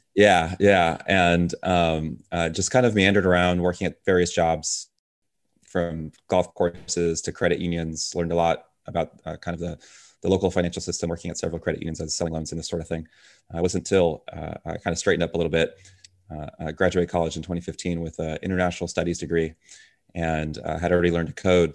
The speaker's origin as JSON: {"language": "English", "town": "Tampa", "region": "Florida", "country": "United States", "tie": "born or raised there", "also_born_or_lived": "Dominican Republic", "said": "moved over here to Tampa, Florida when I was two years old"}